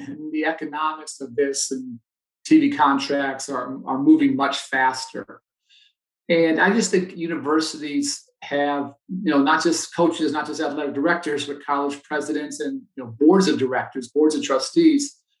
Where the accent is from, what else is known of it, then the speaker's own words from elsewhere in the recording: Chicago, Illinois, United States; I grew up playing here in Chicago